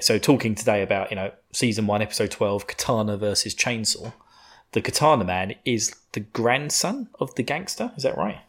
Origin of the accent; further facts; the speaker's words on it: United Kingdom; I'm a sadistic bastard being British